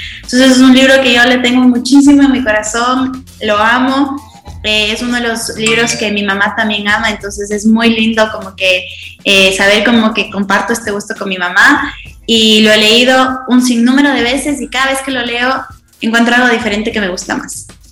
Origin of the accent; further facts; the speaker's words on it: Ecuador; now in La Joya de los Sachas, Ecuador; soy de Ecuador, un país muy, muy chiquito en Sudamérica